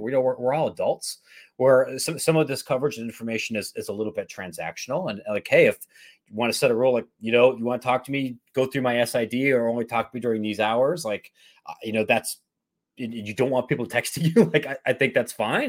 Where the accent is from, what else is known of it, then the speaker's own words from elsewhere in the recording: Columbus, Ohio, United States; moved away as an adult; also born or lived in Louisiana; now in Chicago, United States; I grew up in Ohio and have a political degree from Ohio State